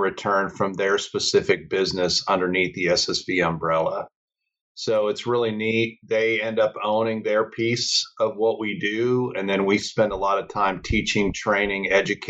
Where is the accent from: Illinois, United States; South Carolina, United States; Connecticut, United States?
Illinois, United States; Chicago; moved away as an adult; also born or lived in Colorado Springs, Colorado; I grew up in the Chicago area